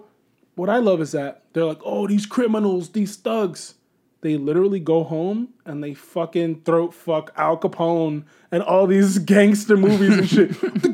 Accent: New York City, New York, United States; born or raised there

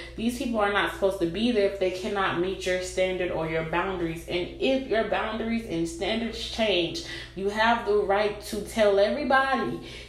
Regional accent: Florida, United States; I've had a couple of people in my life who were with me from when I was a little girl, like growing up in Broward.

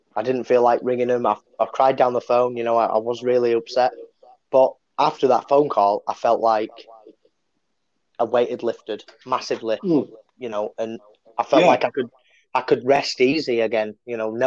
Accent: the north of England, United Kingdom; accent: northern; I'm northern. I use my H's, definitely

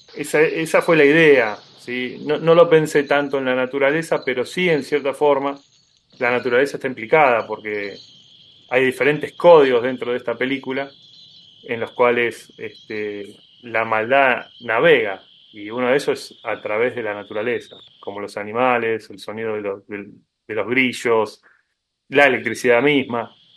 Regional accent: Argentina; como latinoamericano y sobre todo como argentino

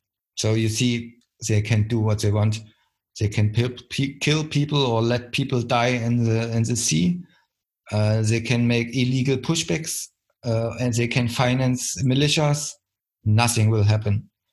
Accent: East Germany, Germany; English is a second language; I mean, I come from the East, East Germany, so I recognized 40 years, I lived 14 years in the dictatorship, GDR

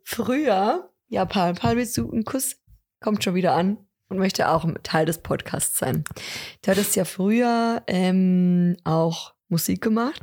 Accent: Lower Bavaria, Germany; bei uns in Niederbayern, vielleicht auch sogar in Deckendorf oder Raum Deckendorf

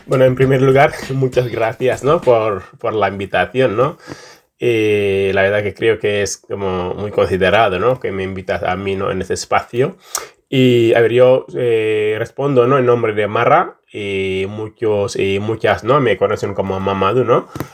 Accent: Senegal; moved away as an adult; also born or lived in Casamance; now in Bilbao, Spain; luego con 24 años salí de Senegal. Entonces, como 10 años más o menos fuera de casa

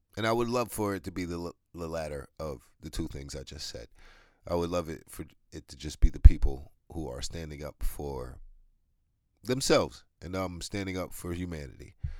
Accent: New York, United States; I'm from New York

